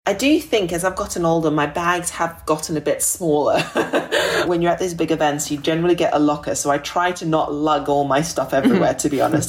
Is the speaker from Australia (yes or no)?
yes; Australia; growing up in Australia when I was a young girl